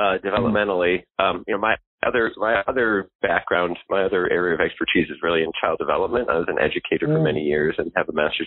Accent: Detroit, Michigan, United States; I grew up in Detroit.

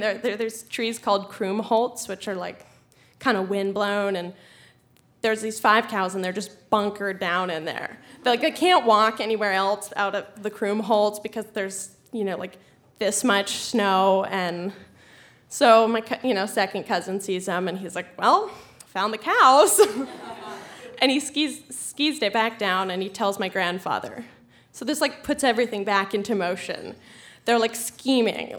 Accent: Colorado, United States; I'm from Colorado

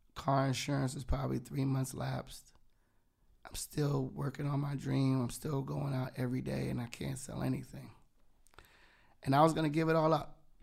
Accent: Yonkers, New York, United States; I was from Yonge, 'cause it was, like, that whole nine one four

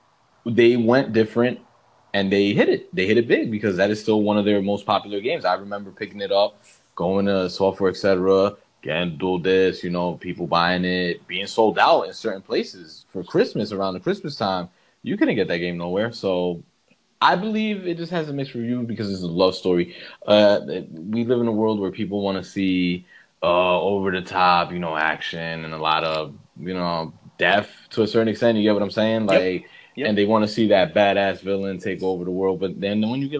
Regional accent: New York City, New York, United States; me being a New Yorker that I am

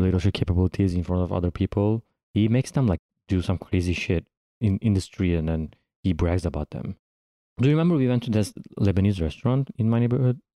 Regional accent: İzmir, Turkey; moved away as an adult; now in New York, United States; I'm from Izmir, Izmir's mm. kind of like California here

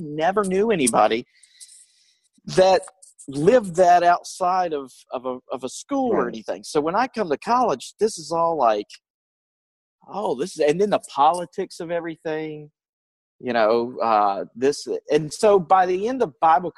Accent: North Carolina, United States; my hometown in North Carolina

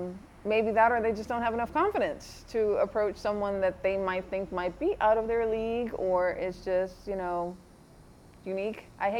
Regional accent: U.S. Virgin Islands; now in Atlanta, United States; I'm from the Caribbean, the Virgin Islands, and I've been in Atlanta for over 25 years.

